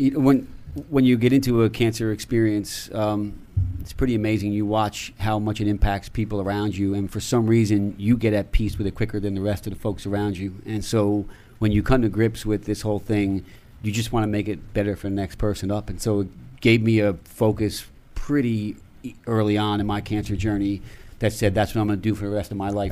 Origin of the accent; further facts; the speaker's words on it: Newburgh, New York, United States; I grew up in Newburgh, New York, which is in the Hudson Valley